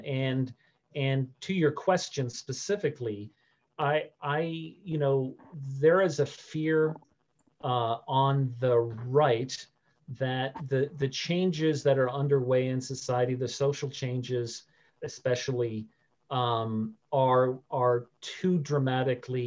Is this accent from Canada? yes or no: yes; Canada; also born or lived in United States; being Canadian